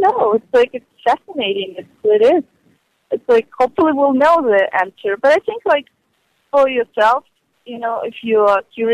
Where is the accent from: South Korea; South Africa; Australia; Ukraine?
Ukraine; now in Hollywood, United States; I was a girl from Ukraine